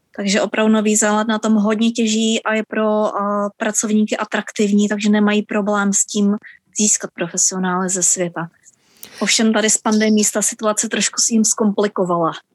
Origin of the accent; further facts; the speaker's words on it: Czechia; moved away as an adult; now in New Zealand; narodili jsme se v Československu